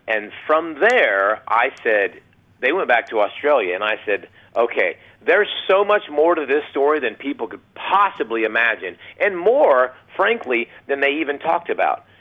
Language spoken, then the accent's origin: English; Ohio, United States; moved away as an adult; now in Texas, United States; I live in Texas, but I grew up in Ohio